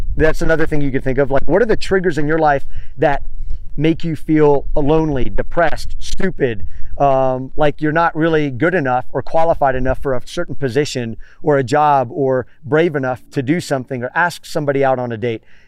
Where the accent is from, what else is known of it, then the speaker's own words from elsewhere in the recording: Miami, Florida, United States; moved away as an adult; also born or lived in Tampa Bay area / Los Angeles / San Diego / San Francisco; now in California, United States; I'm from Miami